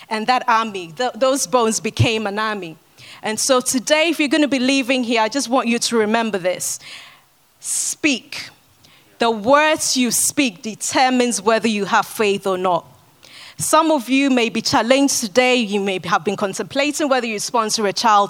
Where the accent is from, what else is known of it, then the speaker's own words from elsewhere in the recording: Ghana; moved away; I grew up in Ghana